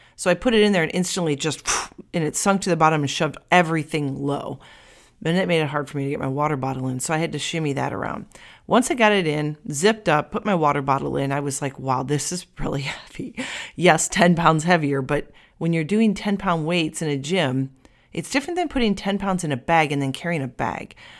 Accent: United States; I'm American

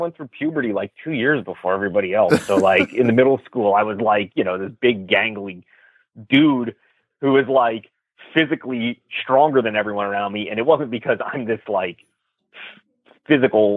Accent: Hopatcong, New Jersey, United States; also born or lived in Livingston, New Jersey; I grew up in a town called Hopatcong

